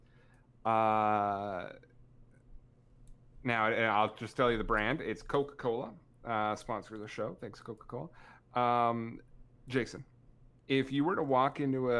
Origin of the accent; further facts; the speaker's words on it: Canada; accent: thick Canadian; my thick Canadian accent